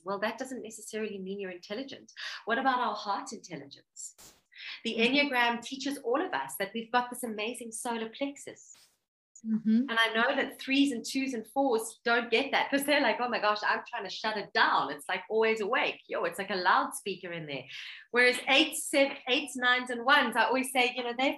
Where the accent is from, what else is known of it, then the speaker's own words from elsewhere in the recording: Johannesburg, Gauteng, South Africa; I was born in Johannesburg, South Africa. My parents were immigrants